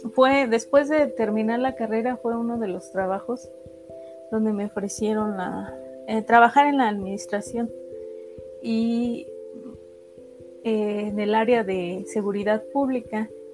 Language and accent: Spanish; Ixmiquilpan, Hidalgo, Mexico; nací en Ixmiquilpan, Hidalgo.